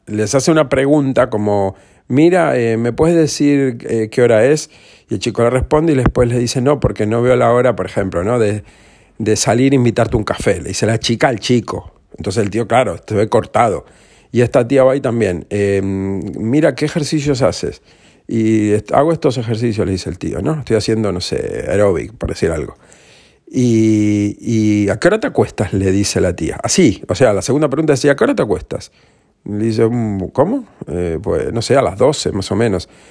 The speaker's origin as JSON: {"language": "Spanish", "town": "Granadilla de Abona", "region": "Canary Islands", "country": "Spain", "tie": "born or raised there", "also_born_or_lived": "Argentina", "said": "yo vivía en Granadilla de Abona"}